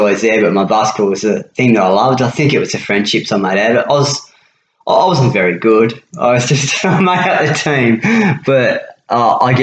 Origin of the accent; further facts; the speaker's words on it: Devonport, Tasmania, Australia; Growing up, I lived in Lawrence Drive in Devonport